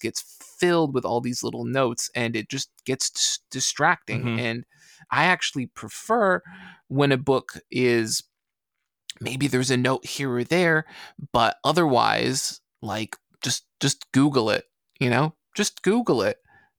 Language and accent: English; Canada; So I just appreciate it being Canadian. And on top of that, being, I think, quite French Canadian in that regard.